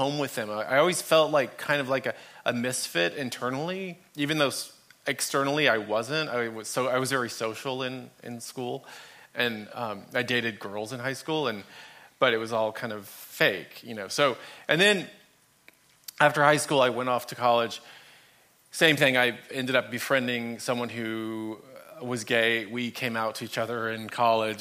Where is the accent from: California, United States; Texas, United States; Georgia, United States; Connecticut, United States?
Texas, United States; Dallas; I grew up in Dallas, Texas, and I grew up in a Catholic family, youngest of eight kids